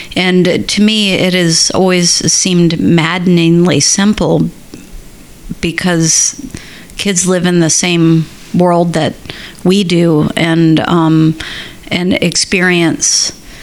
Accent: Central Florida, United States; now in Minneapolis, United States; I grew up in Central Florida. When I moved to uh, Minnesota, where I live now, to Minneapolis

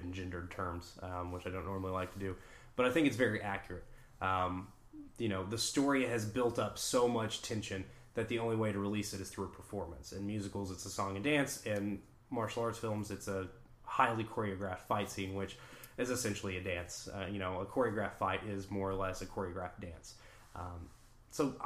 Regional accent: Serbia; moved away; I am from Serbia

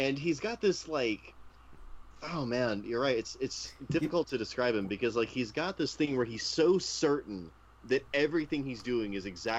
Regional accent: the South, United States; I grew up in the South a lot, and like, I know these people

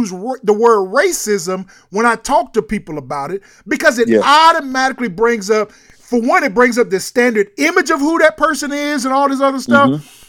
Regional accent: California, United States; I grew up in the Bay Area, went to school, obviously, in Oklahoma.

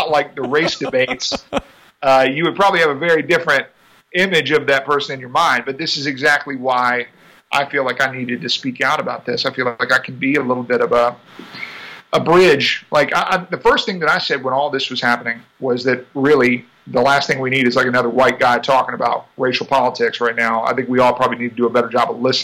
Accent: Mississippi, United States

